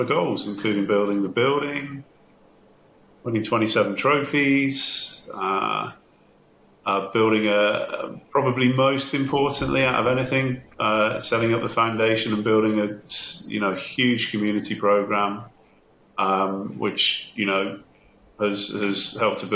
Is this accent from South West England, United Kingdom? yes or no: yes; Bristol, South West England, United Kingdom; moved away as an adult; now in Newcastle, United Kingdom; I'm not from Newcastle, as you can tell. I'm from Bristol. I moved up to Newcastle as a student way back in 1989